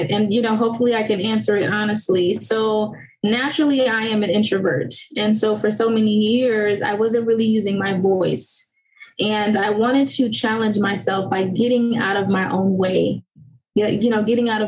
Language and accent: English; Haiti; born there; I also included a financial component to it because I was born in Haiti. My parents didn't really teach me too much about financial management.